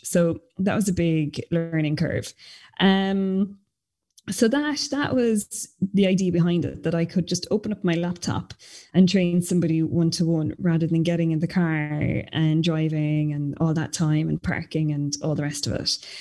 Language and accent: English; Fermoy, Munster, Ireland; I'm from Fermoy in North Cork